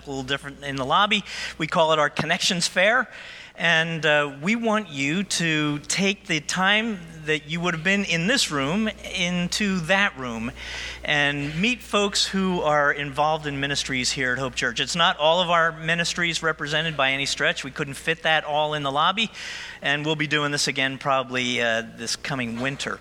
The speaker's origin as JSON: {"language": "English", "region": "Central New Jersey", "country": "United States", "tie": "born or raised there", "also_born_or_lived": "Oklahoma", "moved": "as an adult", "said": "I was a Jersey guy. I grew up in New Jersey. My family didn't travel much, so my whole experience was New Jersey, Central Jersey at the shore"}